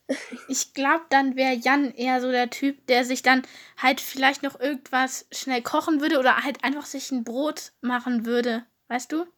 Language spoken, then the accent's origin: German; Germany; Ich komme aus Deutschland, aber ist auch irgendwie klar, weil ich Deutsch rede